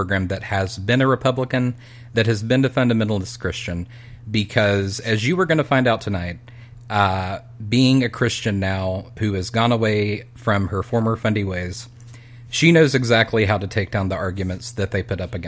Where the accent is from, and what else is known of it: Winston-Salem, North Carolina, United States; born or raised there